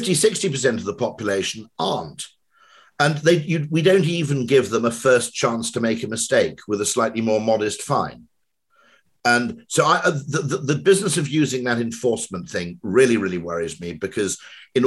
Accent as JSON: {"language": "English", "area": "Welsh", "region": "Wales", "country": "United Kingdom", "said": "I'm Welsh"}